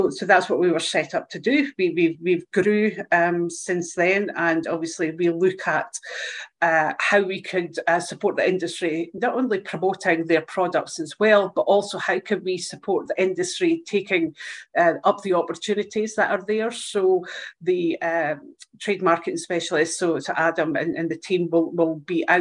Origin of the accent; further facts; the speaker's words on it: Dundee, Scotland, United Kingdom; Ace Aquatech are actually in my hometown. So they're here in Dundee.